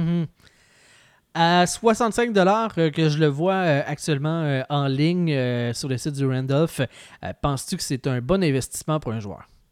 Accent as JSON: {"language": "French", "region": "Quebec", "country": "Canada", "said": "je viens du Lac-Saint-Jean"}